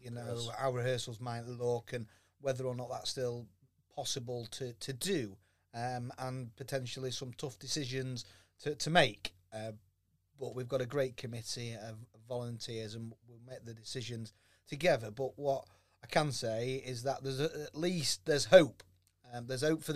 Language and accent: English; Doncaster, Yorkshire and the Humber, United Kingdom; accent: Yorkshire; I'm a Donny lad